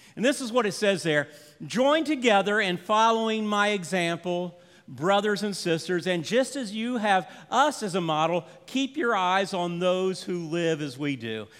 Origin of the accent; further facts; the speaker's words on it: Orlando, Florida, United States; we grew up in Orlando, Florida